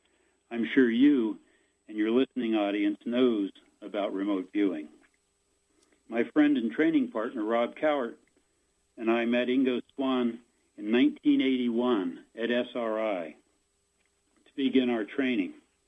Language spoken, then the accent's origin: English; Virginia, United States; I grew up in Virginia.